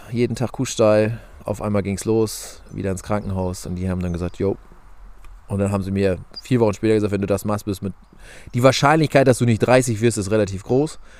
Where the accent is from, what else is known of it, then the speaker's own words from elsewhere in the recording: Lower Saxony, Germany; ich komme aus Niedersachsen, wohne im Landkreis Diepholz